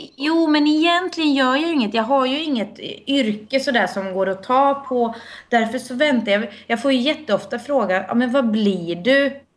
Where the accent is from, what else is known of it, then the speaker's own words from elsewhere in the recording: Finland; now in Sweden; som finsk medborgare